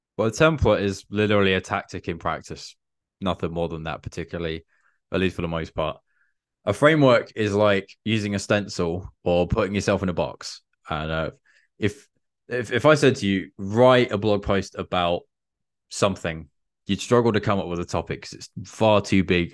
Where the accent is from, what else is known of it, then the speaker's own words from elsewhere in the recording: England, United Kingdom; I'm an English dude